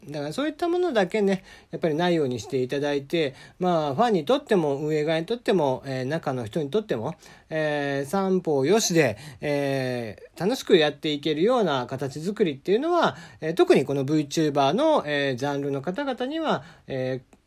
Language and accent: Japanese; Kagoshima, Japan; now in Tokyo, Japan; 僕は鹿児島生まれ